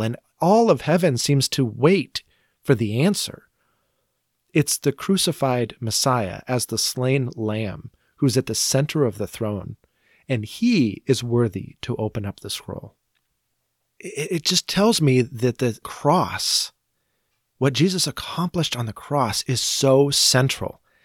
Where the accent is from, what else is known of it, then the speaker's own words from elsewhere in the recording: United States; we as an American Christian church